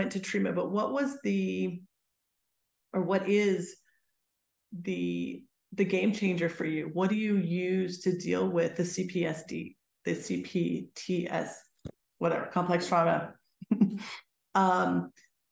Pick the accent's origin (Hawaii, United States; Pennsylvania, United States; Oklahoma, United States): Pennsylvania, United States; Pittsburgh; moved away as an adult; I grew up in Pittsburgh, so I had to leave Pittsburgh